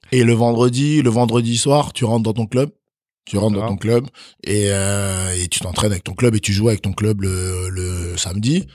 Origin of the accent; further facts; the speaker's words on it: Chalon-sur-Saône, Bourgogne-Franche-Comté, France; also born or lived in Benin; j'ai grandi à Chalon-sur-Saône